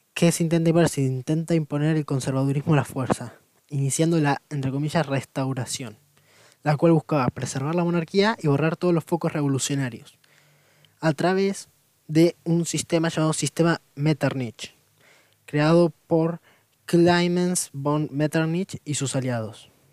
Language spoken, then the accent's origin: Spanish; Argentina; del país de donde vengo